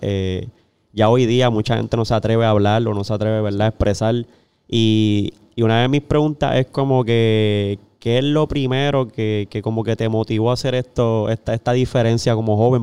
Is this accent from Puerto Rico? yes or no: yes; Corozal, Puerto Rico; yo soy de ah. Corozal allá